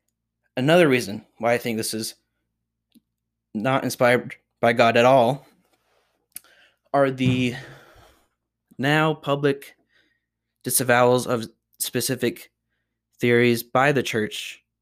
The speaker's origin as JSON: {"language": "English", "region": "Utah", "country": "United States", "tie": "born or raised there", "also_born_or_lived": "Chicago / Washington, D.C.", "said": "almost invisible to me as I grew up in Utah, was a frequent subject of my conversations in my life in Chicago and Washington, D.C."}